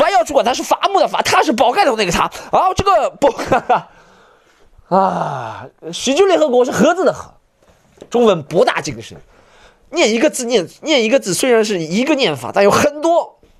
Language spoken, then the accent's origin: Chinese; Dalian, Liaoning, China; 我们去大连，啊，去大连呀，大连呀，我的故乡。